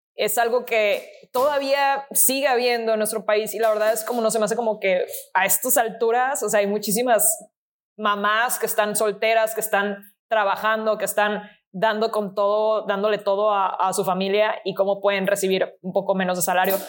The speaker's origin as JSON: {"language": "Spanish", "country": "Mexico"}